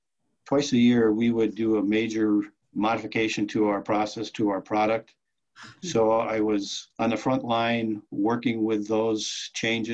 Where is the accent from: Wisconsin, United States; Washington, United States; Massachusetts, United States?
Wisconsin, United States; Oshkosh; moved away as an adult; also born or lived in Madison, Wisconsin; now in Marquette, United States; I grew up in Oshkosh, Wisconsin